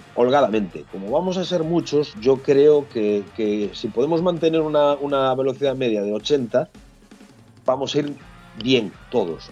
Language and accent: Spanish; Galicia, Spain; que va a venir a Galicia, y vamos a salir desde mi pueblo